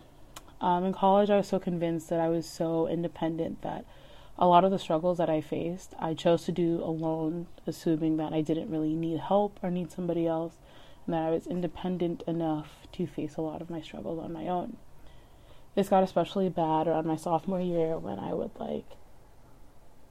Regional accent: Leominster, Massachusetts, United States; I'm from Leominster

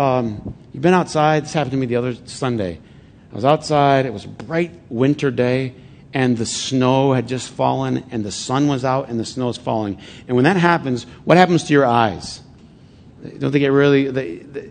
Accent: Flint, Michigan, United States; moved away; a bunch of buddies that I grew up with in Flint

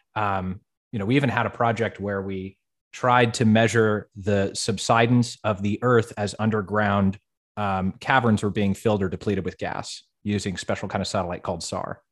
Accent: Fort Collins, Colorado, United States; I was born and raised in Colorado.

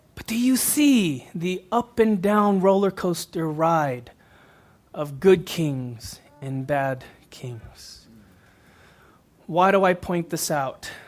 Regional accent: Houston, Texas, United States; I grew up in Houston, Texas, neighboring cities.

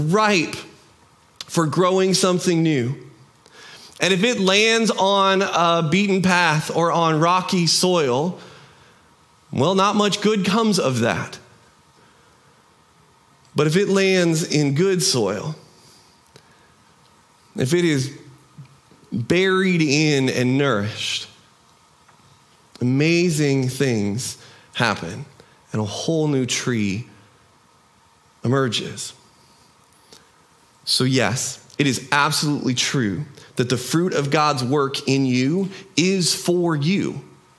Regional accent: United States; We in our American culture

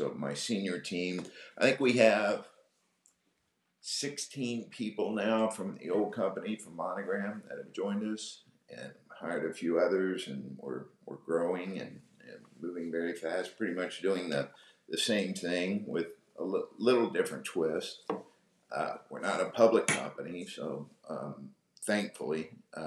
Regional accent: Texas, United States; also born or lived in Pennsylvania; grew up in Texas. So moved there when I was like 8 years old, very young

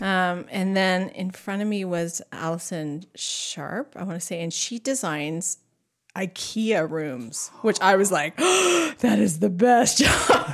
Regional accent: Duncan, British Columbia, Canada; I grew up there. I was born and raised there

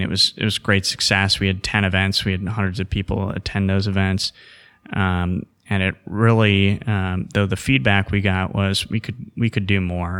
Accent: Cedarburg, Wisconsin, United States; I grew up in Cedarburg, a northern suburb of Milwaukee

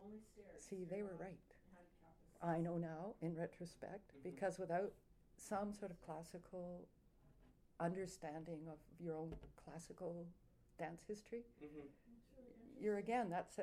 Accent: Canada; also born or lived in New York; I'm Canadian.

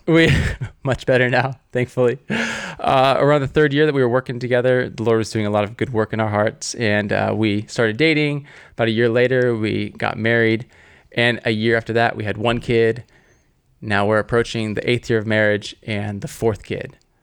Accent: Southern California, United States; I grew up in Southern California

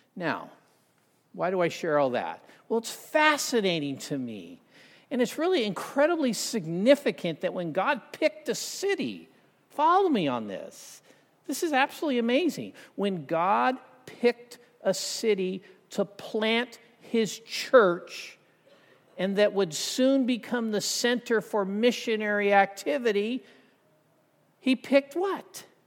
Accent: Southern California, United States; I grew up in Southern Cal

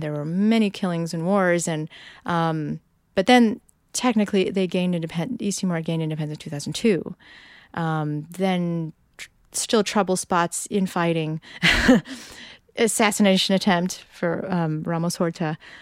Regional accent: Peoria, Illinois, United States; moved away; also born or lived in Dunlap, Illinois / Bay Area; I'm from Peoria, Illinois, Dunlap, Illinois

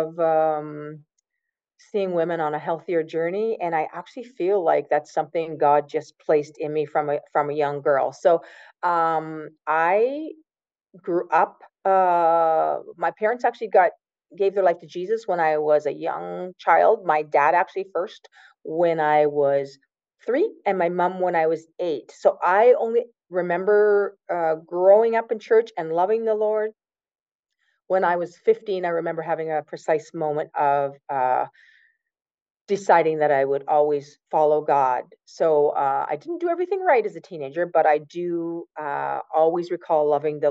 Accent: Woodslee, Ontario, Canada; I grew up in the county. I grew up in Woodsley, the big town of Woodsley in the county

